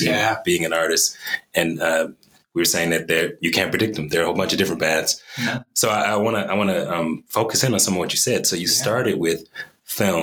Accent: the South, United States; growing up in the South, there was a lot of oppression around being Black

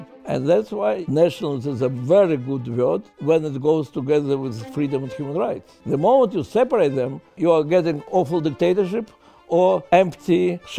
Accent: Donetsk, Donetsk Oblast, Ukraine; moved away; I was born in Soviet Union in the city of Donetsk, which then was called Stalinland, which today is the center of the war, or barbaric aggression of Putin against Ukraine.

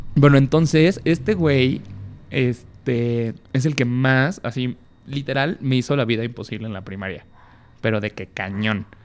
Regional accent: Tepic, Nayarit, Mexico; now in Mexico City, Mexico; nací en Tepic Nayarit

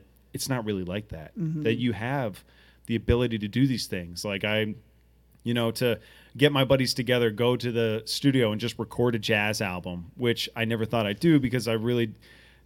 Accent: Portsmouth, Rhode Island, United States; I grew up in Portsmouth, Rhode Island

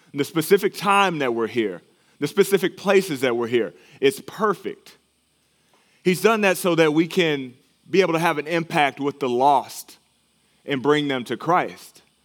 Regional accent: Texas, United States; moved away; my home state of Texas

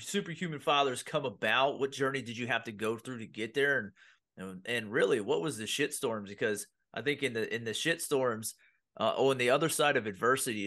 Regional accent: Pennsylvania, United States; I grew up in blue collar Pennsylvania

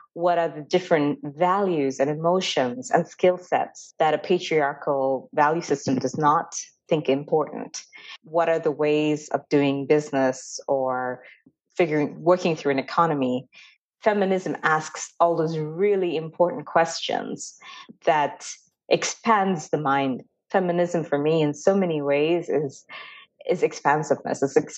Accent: Dubai, United Arab Emirates; now in United States; I am from India and the caste system is not something that I really understand because I didn't grow up in India. I grew up in Dubai in the Middle East, and I'm currently in America

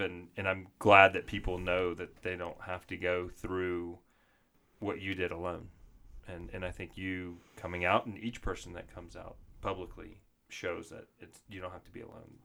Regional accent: the South, United States; moved away; also born or lived in Arizona; I grew up in the South

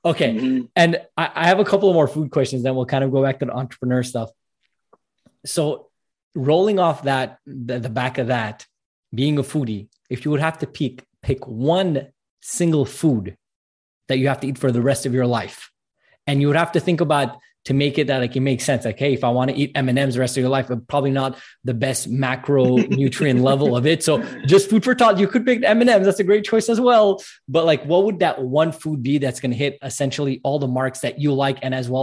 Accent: Montreal, Quebec, Canada; I'm actually from Montreal, Canada

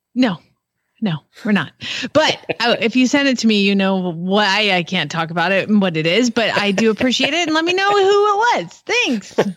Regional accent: Georgia, United States; moved away; I'm from Georgia

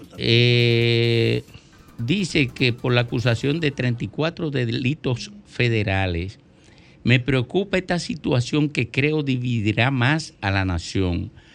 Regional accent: Miches, El Seibo, Dominican Republic; hoy se celebra el patrón de Miches, el patrón de San Antonio, mi pueblo natal

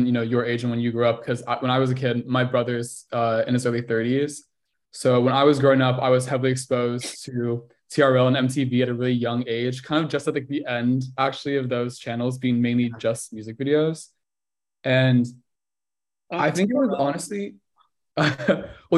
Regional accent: Los Angeles, California, United States; I was born and raised in Los Angeles.

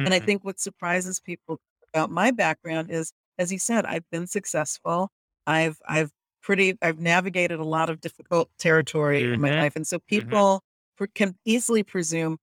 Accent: United States; I'm from the United States

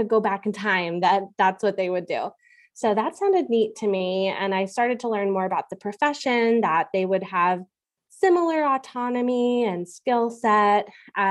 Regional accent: Bethlehem, Pennsylvania, United States; I grew up in Bethlehem

